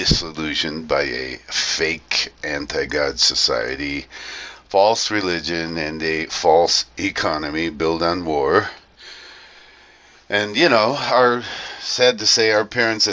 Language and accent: English; Toledo, Ohio, United States; now in Colombia; I was born in Toledo, Ohio, a now forgotten and abandoned major industrial area of the U.S.